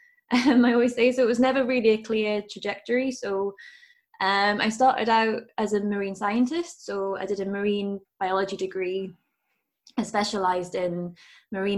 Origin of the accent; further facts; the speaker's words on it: Newcastle upon Tyne, North East England, United Kingdom; I grew up in Newcastle